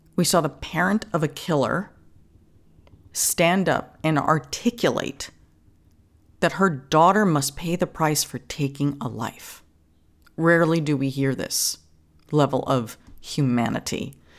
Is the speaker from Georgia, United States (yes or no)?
no; New York City, New York, United States; I grew up in Queens, you know, in an apartment building